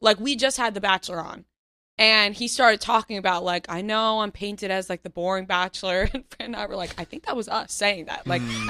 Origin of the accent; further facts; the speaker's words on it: Seaford, New York, United States; Seaford, Long Island.